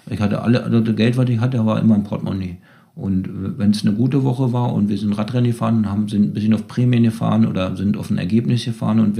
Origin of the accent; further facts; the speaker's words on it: Germany; wir, wir sind aus der DDR gekommen